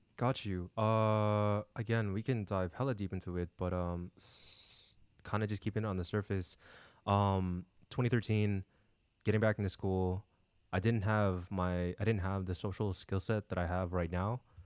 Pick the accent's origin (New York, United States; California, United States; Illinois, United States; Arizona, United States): California, United States; San Diego; born and raised in, uh, sunny San Diego